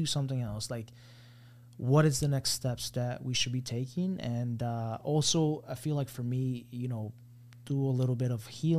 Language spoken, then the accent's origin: English; Miami, Florida, United States; also born or lived in Colombia / Broward County, Florida; I'm from Miami.